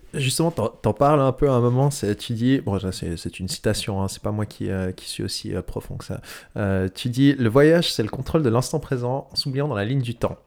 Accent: Switzerland; on est suisse

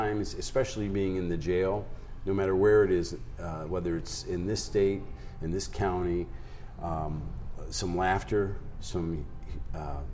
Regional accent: East Coast, United States; now in South Dakota, United States; I grew up on the East Coast, so everything was rush

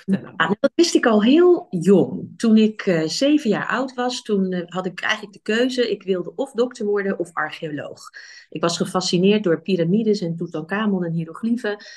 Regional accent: Rotterdam, South Holland, Netherlands; moved away as an adult; now in Nijmegen, Netherlands; Ik kom uit Rotterdam oorspronkelijk

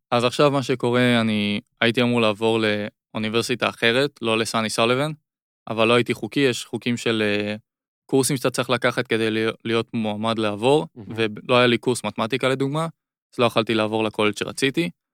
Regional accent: Israel; זה היה רק ישראלים צברים בעיקר

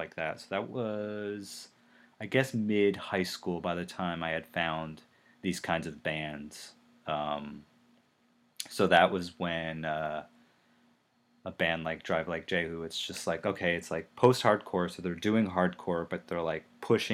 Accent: New Jersey, United States; I grew up in Jersey

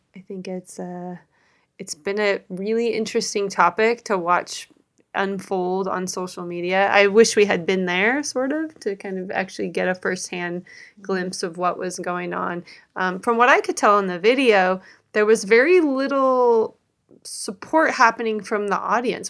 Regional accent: Seattle, Washington, United States; both were born and raised in the Seattle area.

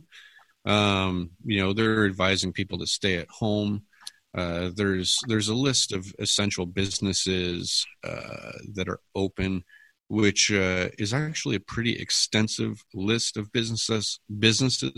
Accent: Hamilton, Ontario, Canada; I live in Hamilton, Ontario. I'm from Hamilton, Ontario. I've lived here my whole life.

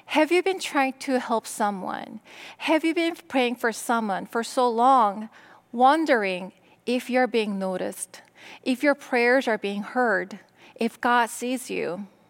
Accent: South Korea; English is a second language; moved away as an adult; now in United States; I was born and raised in Korea. In my mid-twenties, I decided that I wanted to go to America

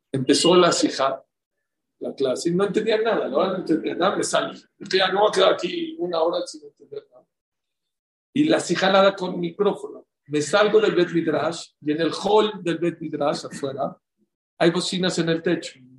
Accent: Poland; now in New York, United States; Y se acabo de regresar de donde yo vivía de chiquito en Polonia. En Polonia, en las calles donde yo vivía, había más gente que en Borough Park y en Flatbush.

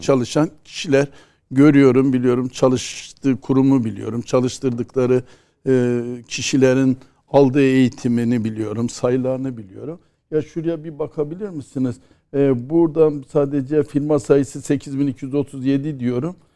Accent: Erzurum, Turkey; evde bir Erzurumlu olarak

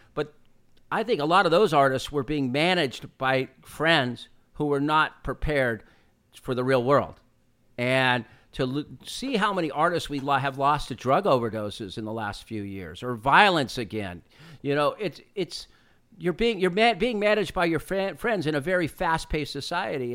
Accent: California, United States; the shoe I grew up wearing in California. Your mom would dri-, drag you down to the L A County Fair

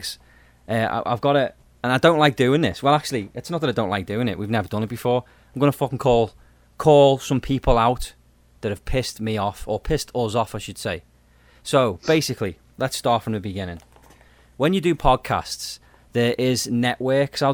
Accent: United Kingdom

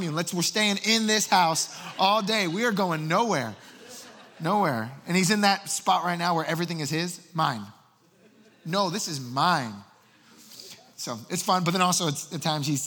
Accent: New Jersey, United States; moved away; I am from Jersey. I came from there. I'm Puerto Rican family, so I talk fast

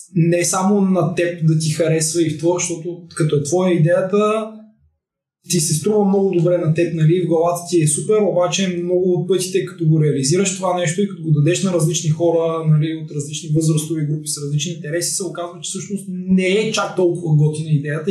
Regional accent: Bulgaria; сме българи, а не защото сме гейм девелопери

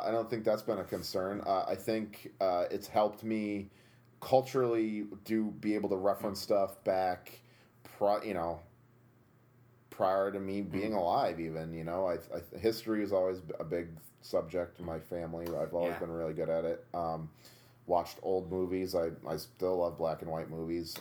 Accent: Tunkhannock, Pennsylvania, United States; our high school mascot was a Tunkhannock tiger

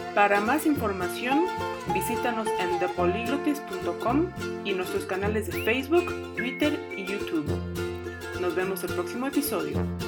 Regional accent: Mexico; yo soy mexicana con eh, madre uruguaya

